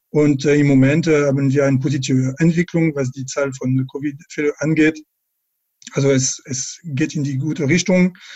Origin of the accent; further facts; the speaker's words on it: France; German is a second language; wie Sie hören können, bin ich aus Frankreich, nicht aus Quebec.